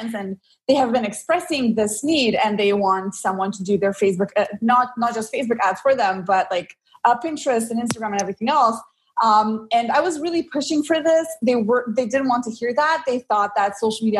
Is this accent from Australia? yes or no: no; Slovenia; I'm actually from Slovenia